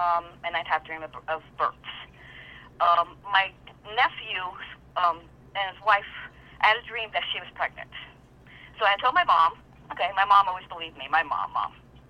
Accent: New York, United States; now in Florida, United States; I'm from New York.

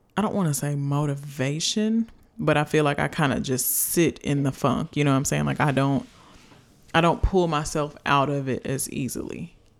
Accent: United States; a little black girl growing up in America

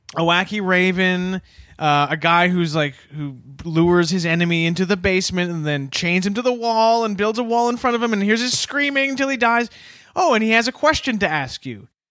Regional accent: Canada; as a Canadian

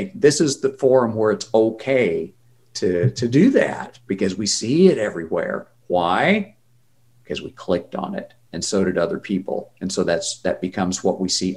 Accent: Oklahoma, United States; now in Vancouver, Canada; I live in Canada, but I grew up in Oklahoma.

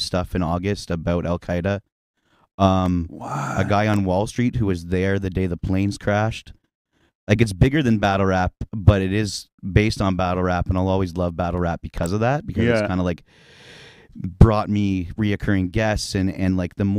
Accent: Muskoka, Ontario, Canada; now in Ottawa, Canada; growing up in Muskoka

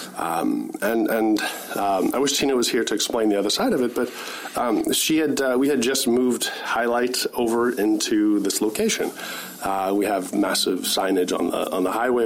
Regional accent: Winnipeg, Manitoba, Canada; moved away as an adult; also born or lived in Kitchener-Waterloo; now in Kelowna, Canada; I grew up in Winnipeg

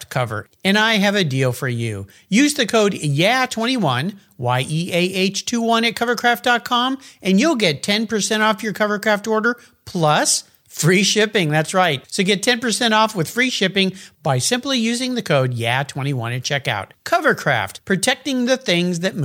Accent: Southern California, United States; I grew up in Southern California, very different culture

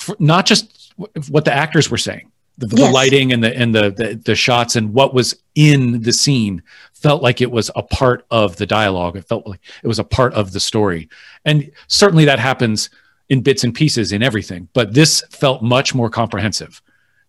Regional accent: United States; as an American who loves history

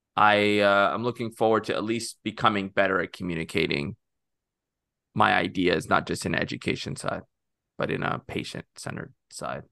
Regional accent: Corpus Christi, Texas, United States; also born or lived in Egypt / Rio Grande Valley, Texas; grew up in Texas

